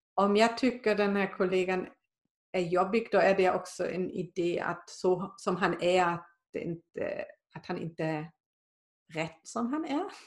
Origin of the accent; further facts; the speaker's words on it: Germany; now in Sweden; där jag kommer från i Tyskland